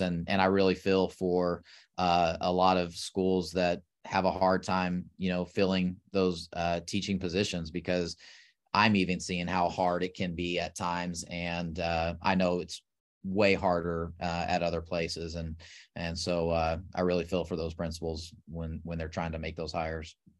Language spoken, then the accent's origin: English; South Texas, United States; moved away as an adult; now in Oklahoma, United States; I grew up in Texas, uh, actually South Texas